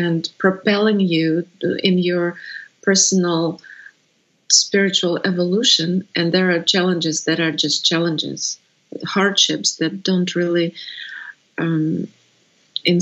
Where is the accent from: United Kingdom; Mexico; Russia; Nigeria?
Russia; English is a second language; moved away as an adult